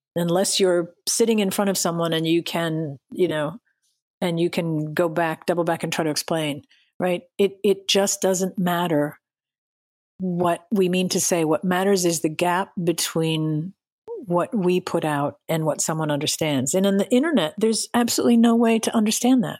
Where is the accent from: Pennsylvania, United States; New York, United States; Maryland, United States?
Pennsylvania, United States; Western; I grew up in Western Pennsylvania